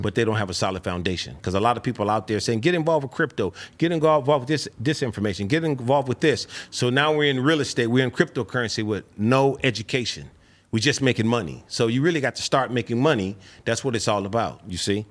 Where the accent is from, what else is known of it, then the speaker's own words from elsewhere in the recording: Los Angeles, California, United States; I'm coming from South Central L A on this book. Like I said, I went from the streets to corporate suites.